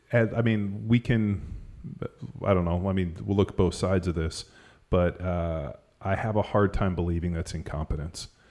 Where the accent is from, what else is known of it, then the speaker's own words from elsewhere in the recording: Southern California, United States; now in Texas, United States; growing up in Southern California, skiing at Mammoth